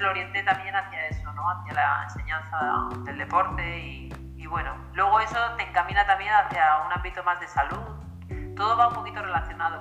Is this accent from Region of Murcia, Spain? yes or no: no; Madrid, Community of Madrid, Spain; also born or lived in Alicante, Valencian Community; now in Galicia, Spain; nací en Madrid, he vivido siempre en España, sí que es cierto que he vivido en diferentes lugares.